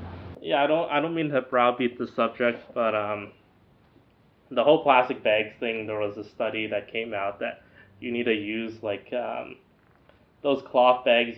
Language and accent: English; United States; now in Chino Hills, United States; I'm an American.